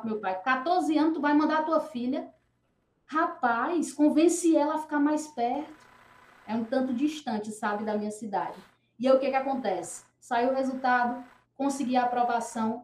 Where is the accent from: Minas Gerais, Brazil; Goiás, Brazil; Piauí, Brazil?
Piauí, Brazil; Hugo Napoleão; de onde eu vim, no Piauí, eu venho de uma cidade que o nome é Hugo Napoleão.